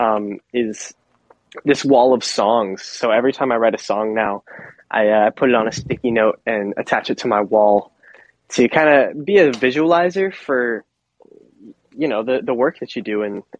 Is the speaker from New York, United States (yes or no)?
no; Miami, Florida, United States; moved away as an adult; also born or lived in Boston, Massachusetts; now in Nashville, United States; I'm from Miami, Florida